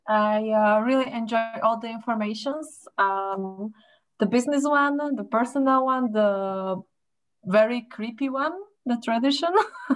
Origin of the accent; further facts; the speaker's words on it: Slovakia; now in Estonia; I'm from Slovakia